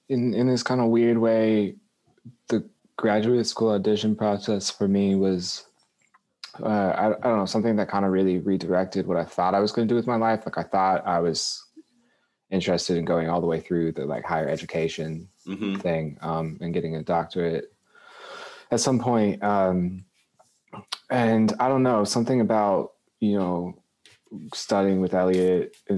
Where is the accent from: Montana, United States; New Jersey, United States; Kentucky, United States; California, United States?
Kentucky, United States; Lexington; also born or lived in Boston, Massachusetts; now in Louisville, United States; I grew up in Lexington, which is down the road a bit, right in the middle.